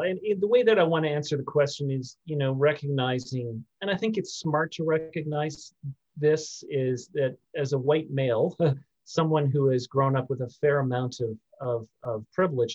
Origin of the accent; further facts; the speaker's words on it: Canada; also born or lived in United States; being Canadian